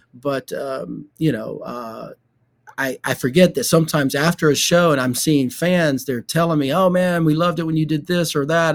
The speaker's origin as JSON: {"language": "English", "town": "Shady Grove", "region": "Alabama", "country": "United States", "tie": "born or raised there", "said": "when I was a little kid growing up in Shady Grove, Alabama, which is outside of Birmingham"}